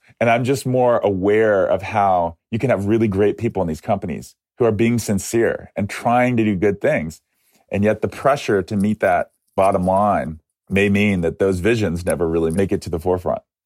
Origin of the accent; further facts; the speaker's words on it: Atlanta, Georgia, United States; moved away; also born or lived in Ohio; the history of Coca Cola which started in my hometown